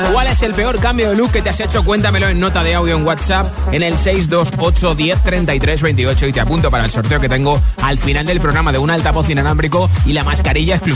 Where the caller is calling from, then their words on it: Madrid, Community of Madrid, Spain; llamo desde Canillas